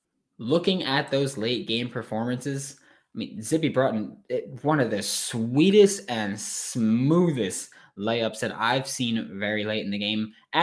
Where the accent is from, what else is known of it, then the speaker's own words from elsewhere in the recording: Queens, New York, United States; I know I've mentioned that I'm from New York a lot. I know I mentioned that I live in New York. I'm from Queens specifically.